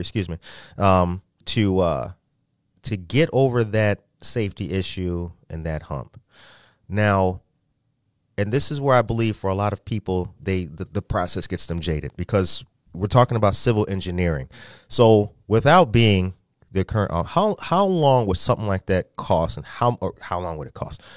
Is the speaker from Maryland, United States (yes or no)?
no; Aurora, Illinois, United States; I'm from Aurora